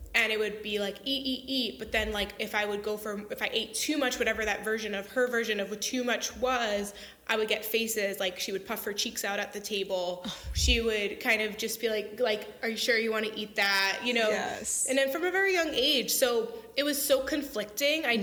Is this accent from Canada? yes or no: no; Long Island, New York, United States; I grew up on Long Island, New York